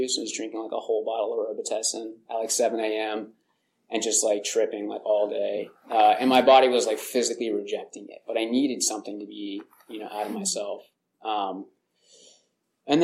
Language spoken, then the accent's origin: English; Hollister, California, United States; I grew up in Hollister, California